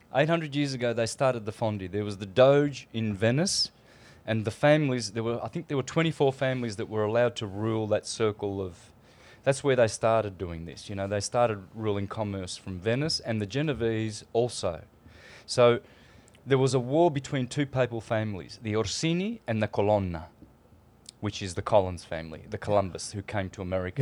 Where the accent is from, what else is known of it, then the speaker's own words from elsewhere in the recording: Australia; moved away; I come from Australia